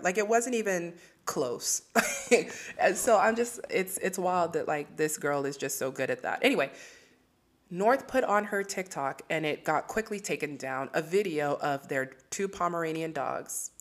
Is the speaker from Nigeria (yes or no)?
yes; Nigeria; As a Nigerian myself